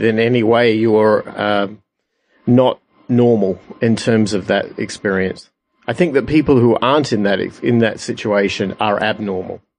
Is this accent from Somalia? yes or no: no; Adelaide, South Australia, Australia; I'm from Adelaide, Australia